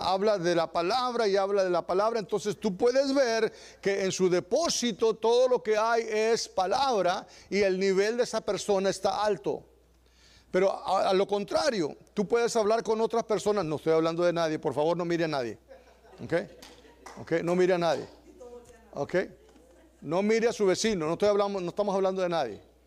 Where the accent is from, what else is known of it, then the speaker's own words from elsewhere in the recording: Texas, United States; los que somos de Texas